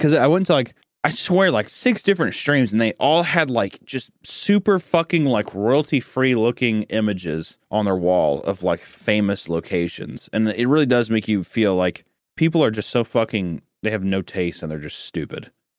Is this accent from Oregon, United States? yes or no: no; San Francisco, California, United States; I'm from San Francisco. It's really cool. Like, that's me. Like, that's my home.